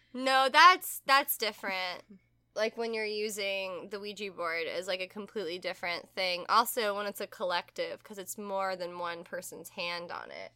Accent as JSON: {"language": "English", "region": "the South", "country": "United States", "said": "we're from the South"}